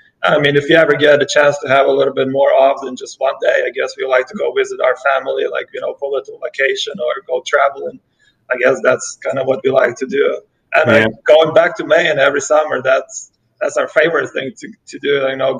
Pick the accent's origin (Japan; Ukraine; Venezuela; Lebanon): Ukraine; moved away as an adult; now in United States; No, actually, I'm from Ukraine. I was born and raised in Ukraine. Yeah, I came here probably when I was 19, so I've been here for like 12 years now.